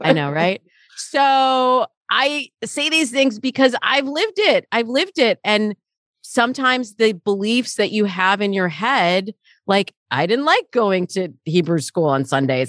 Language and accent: English; Michigan, United States; now in Los Angeles, United States; I grew up in Michigan, and the way that my world feels in Michigan versus the way my world feels in Los Angeles where I live now very different